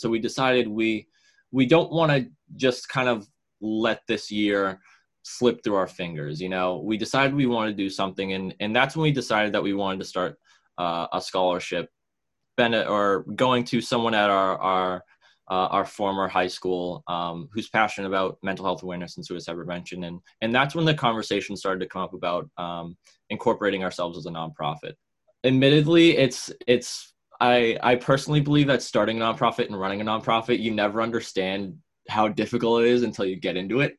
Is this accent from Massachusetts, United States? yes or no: yes; Woburn, Massachusetts, United States; I'm from Woburn, Massachusetts.